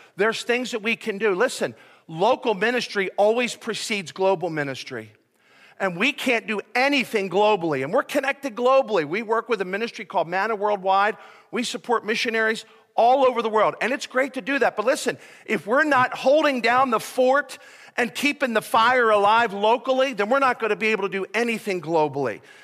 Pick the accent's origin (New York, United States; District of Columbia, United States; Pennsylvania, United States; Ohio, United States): Pennsylvania, United States; Philadelphia; moved away; I'm from Philadelphia